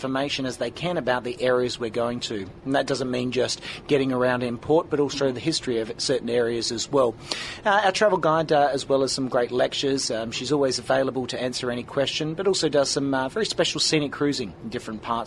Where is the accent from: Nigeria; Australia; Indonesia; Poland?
Australia; Perth, Western Australia; I'm from Perth in Western Australia, born and bred down under.